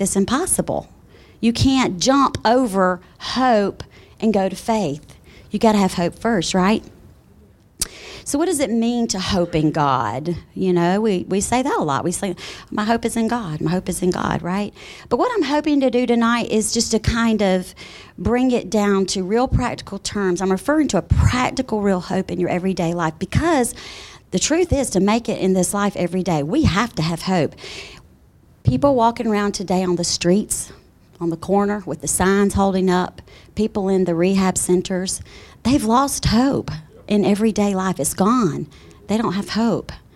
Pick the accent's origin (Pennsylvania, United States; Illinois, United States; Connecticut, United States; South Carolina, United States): South Carolina, United States; moved away as an adult; now in Colorado, United States; I am from South Carolina originally. Been there all my life